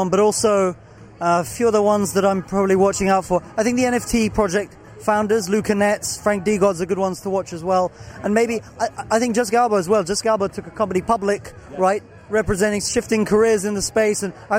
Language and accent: English; London, United Kingdom; from London.